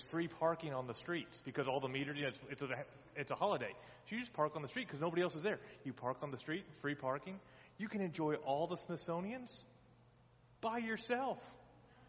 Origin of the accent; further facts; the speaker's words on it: Texas, United States; now in near Washington, D.C., United States; I grew up in Texas